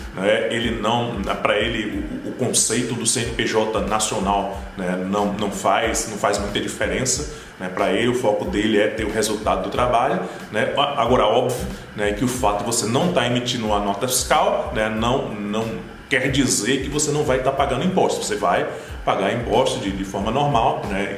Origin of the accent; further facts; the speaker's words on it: Brazil; first language Portuguese; Aqui no Brasil, como o Brasil é muito grande, né? Existe uma, uma, questão cultural, né? tanto em relação ao porte do país, quanto em relação à língua da gente, né? pelo fato da gente falar português